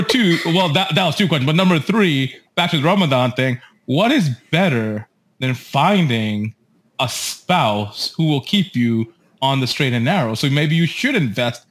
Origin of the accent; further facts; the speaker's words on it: United States; I'm an American raised child